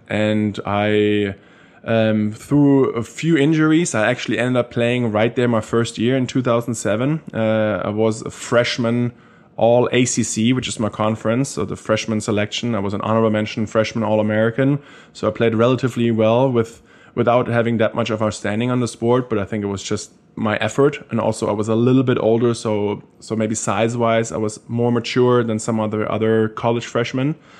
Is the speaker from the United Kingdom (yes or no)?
no; Germany; accent: German; English is a second language; moved away as an adult; now in United States; growing up in Germany, coming to America, playing college football